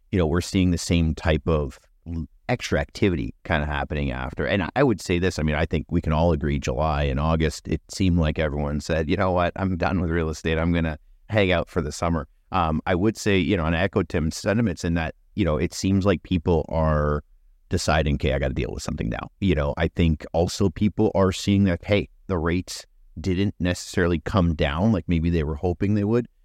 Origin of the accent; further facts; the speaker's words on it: Canada; as a Canadian, I think, getting through the winter